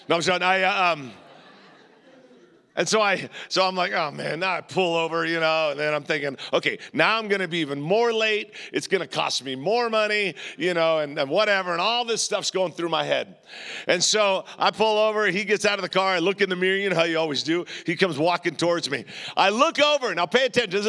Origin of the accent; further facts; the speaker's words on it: Southern California, United States; I'm from Southern California